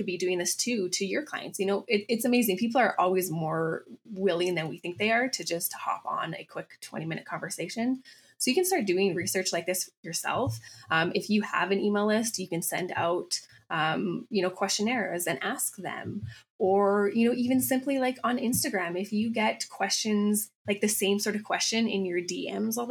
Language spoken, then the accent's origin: English; Calgary, Alberta, Canada; also born or lived in Chicago, United States / Vienna, Austria; I grew up in Calgary, Alberta, Canada